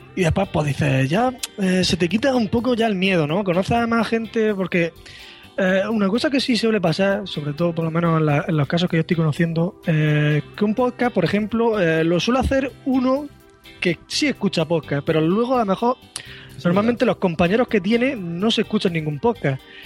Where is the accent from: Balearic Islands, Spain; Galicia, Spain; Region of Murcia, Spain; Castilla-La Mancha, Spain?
Region of Murcia, Spain; Murcia; soy de Murcia